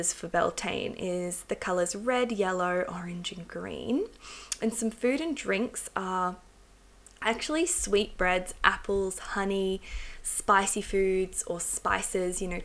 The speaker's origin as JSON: {"language": "English", "region": "England", "country": "United Kingdom", "tie": "born or raised there", "said": "I was born in England, and I've got a long ancestry in England and Wales."}